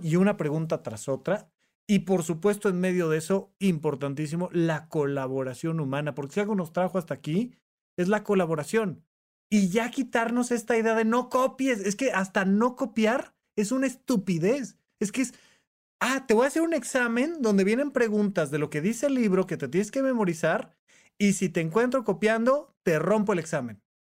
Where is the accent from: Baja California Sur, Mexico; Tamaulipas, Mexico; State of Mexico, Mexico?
State of Mexico, Mexico; Toluca; moved away as an adult; cuando yo me vengo de de Toluca, Estado de México, a estudiar medicina a, La Salle en la Ciudad de México